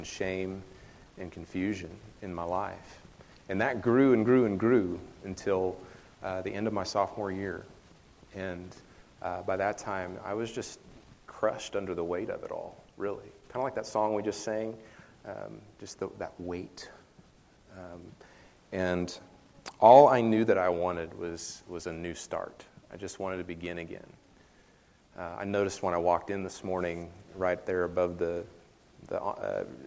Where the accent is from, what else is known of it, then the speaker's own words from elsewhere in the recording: western Kansas, United States; moved away as an adult; also born or lived in Kentucky; now in Prairie Grove, United States; I'm originally from a small town in western Kansas